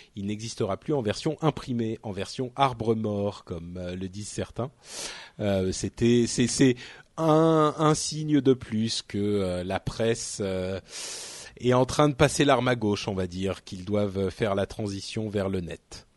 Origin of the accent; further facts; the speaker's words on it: France; en tant que Français